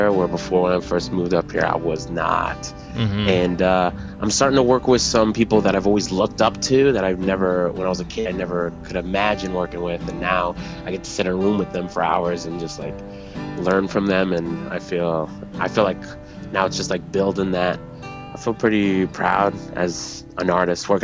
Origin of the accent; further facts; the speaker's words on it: Texas, United States; moved away as an adult; now in New York City, United States; I grew up in Texas, but I moved here